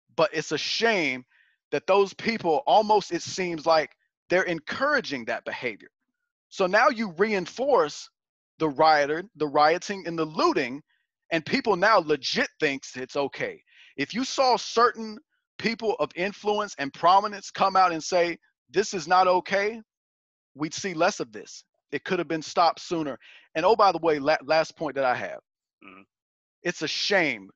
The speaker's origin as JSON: {"language": "English", "region": "Virginia", "country": "United States", "tie": "born or raised there", "said": "my father was a deputy sheriff for 10 years in, uh, in my hometown of Virginia"}